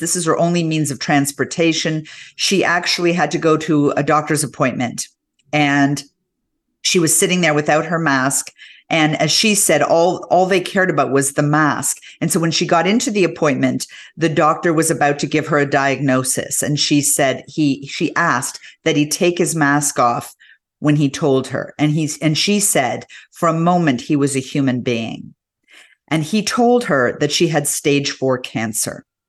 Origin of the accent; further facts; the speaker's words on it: Canada; being a Canadian